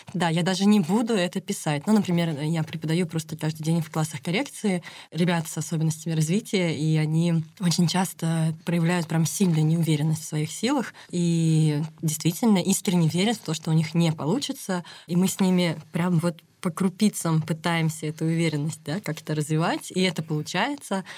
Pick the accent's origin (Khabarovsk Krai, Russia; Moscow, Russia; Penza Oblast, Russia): Moscow, Russia; moved away as an adult; now in Vyksa, Russia; я москвичка, прям коренная, у меня все в Москве